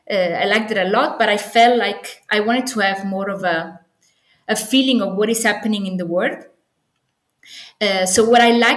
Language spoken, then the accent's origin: English; Naples, Campania, Italy; English is a second language; moved away as an adult; And I'm Italian originally. I come from Napoli, the sunny Napoli.